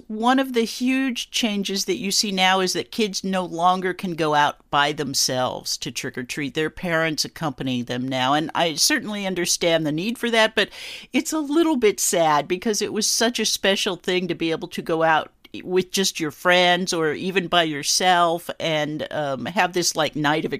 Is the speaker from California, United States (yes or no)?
yes; Los Angeles, California, United States; I was a kid growing up in the Los Angeles suburbs. I'm a lifelong Californian.